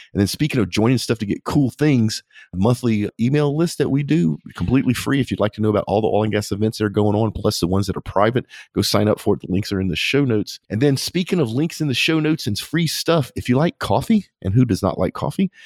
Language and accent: English; United States; being an American